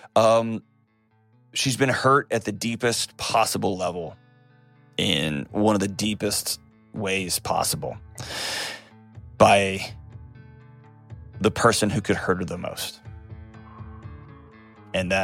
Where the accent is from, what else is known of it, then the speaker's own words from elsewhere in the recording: Nashville, Tennessee, United States; my hometown, Nashville, Tennessee.